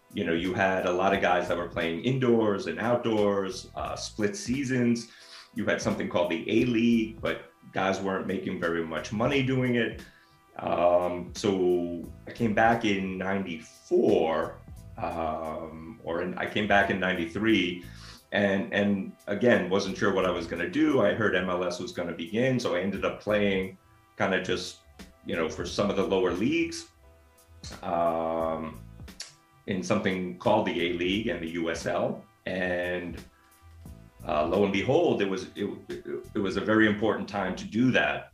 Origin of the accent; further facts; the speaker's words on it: Northeast, United States; moved away as an adult; also born or lived in Japan; now in Los Angeles, United States; I grew up on the Northeast